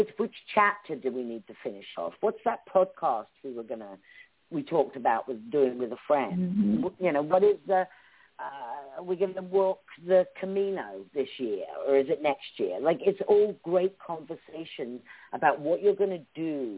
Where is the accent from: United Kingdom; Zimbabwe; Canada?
United Kingdom; Cambridgeshire, East of England; accent: British; moved away as an adult; also born or lived in Essex; now in United States; I'm from the south of England. I was born in Essex, but I was raised in Cambridgeshire